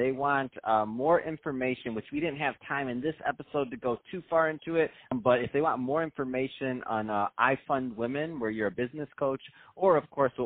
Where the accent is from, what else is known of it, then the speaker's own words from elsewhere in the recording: Michigan, United States; I'm from Michigan